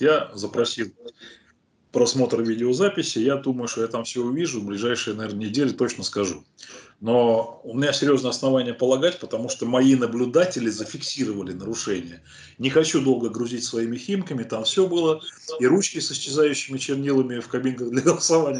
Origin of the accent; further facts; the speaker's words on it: Dolgoprudny, Moscow Oblast, Russia; в моем родном городе Долгопрудной